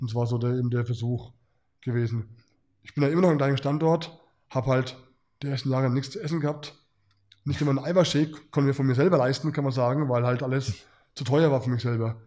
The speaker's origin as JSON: {"language": "German", "country": "Germany", "said": "mit dem Hintergrund als Deutscher"}